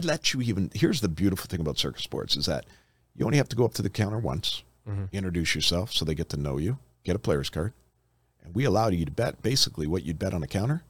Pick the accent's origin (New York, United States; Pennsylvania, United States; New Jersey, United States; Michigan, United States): Michigan, United States; Detroit; Listen, we're from Detroit. Let's just use Detroit for example.